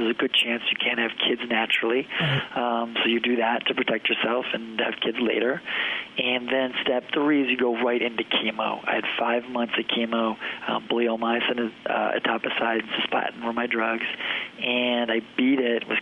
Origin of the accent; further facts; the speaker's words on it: Detroit, Michigan, United States; moved away as an adult; now in Chicago, United States; I grew up in Detroit area